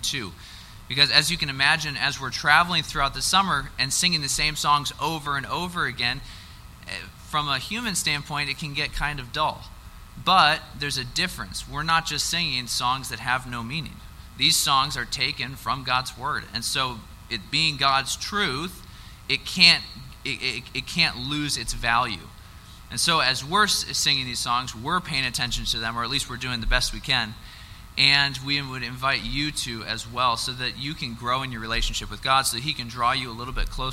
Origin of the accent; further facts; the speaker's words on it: Wausau, Wisconsin, United States; I am from Wausau, Wisconsin.